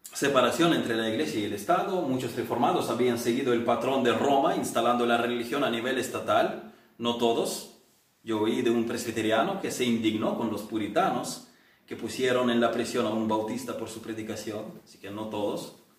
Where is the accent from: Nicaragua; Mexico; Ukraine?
Ukraine; now in Spain; en la iglesia rural pentecostal en el pueblo de mis abuelos en Ucrania